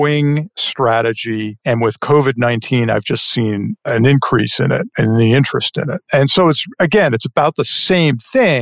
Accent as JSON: {"language": "English", "town": "Port Washington", "region": "New York", "country": "United States", "tie": "born or raised there", "moved": "as an adult", "lives_now": "Texas, United States", "said": "I grew up in New York on Long Island, to be specific, and grew up in a nice, beautiful little town called Port Washington on the north shore of Long Island"}